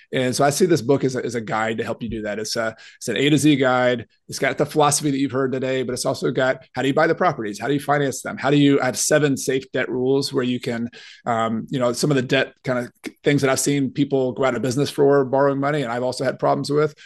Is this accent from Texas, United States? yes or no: no; Newnan, Georgia, United States; also born or lived in Clemson, South Carolina; I grew up in Noonan, Georgia